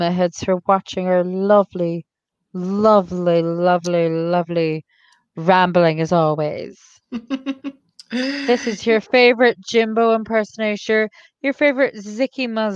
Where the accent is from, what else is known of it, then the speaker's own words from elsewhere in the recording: Ireland; I'm Irish, not Canadian.